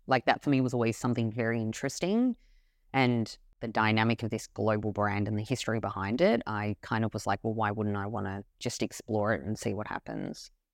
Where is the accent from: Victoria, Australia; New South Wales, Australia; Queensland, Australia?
Victoria, Australia; Melbourne; When I was born, I was born in Melbourne, Australia